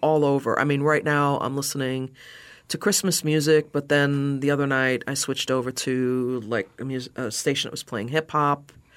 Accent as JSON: {"language": "English", "town": "New York City", "region": "New York", "country": "United States", "tie": "born or raised there", "also_born_or_lived": "Chicago, Illinois", "moved": "yes", "lives_now": "Southwest Florida, United States", "said": "I grew up in New York, uh, in Brooklyn"}